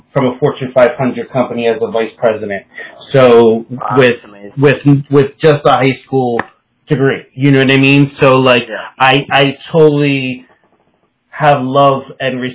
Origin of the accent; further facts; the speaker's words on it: Newark, New Jersey, United States; I grew up in the Ironbound section of Newark, so Italian family